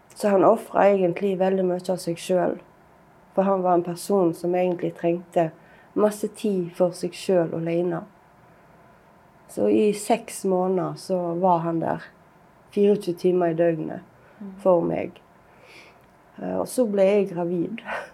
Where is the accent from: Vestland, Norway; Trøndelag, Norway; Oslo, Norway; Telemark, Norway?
Vestland, Norway; Bømlo; havna vi jo hjemme på Bømlo igjen